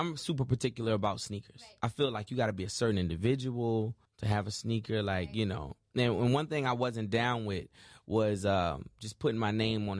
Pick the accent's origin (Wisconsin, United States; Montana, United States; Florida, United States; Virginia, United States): Virginia, United States; I'm from Virginia. I'm right. Like, you know what I'm saying, like, New York had infiltrated my whole state.